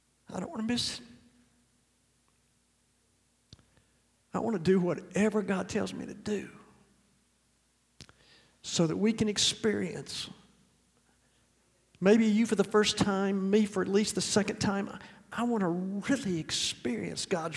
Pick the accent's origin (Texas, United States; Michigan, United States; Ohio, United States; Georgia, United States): Georgia, United States; Decatur; I grew up in Decatur, Georgia